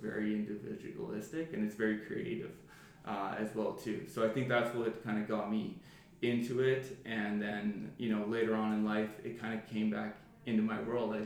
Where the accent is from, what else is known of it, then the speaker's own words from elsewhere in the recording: Medicine Hat, Alberta, Canada; I grew up in Medicine Hat, Alberta, and my father was an insurance broker